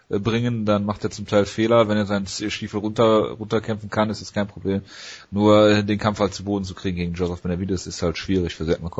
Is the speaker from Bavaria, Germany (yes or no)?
no; North Rhine-Westphalia, Germany; Ich komme aus dem Ruhrgebiet, ja, ja.